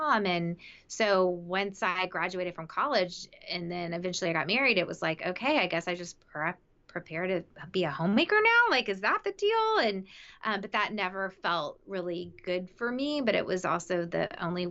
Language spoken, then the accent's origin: English; the South, United States; I grew up in the South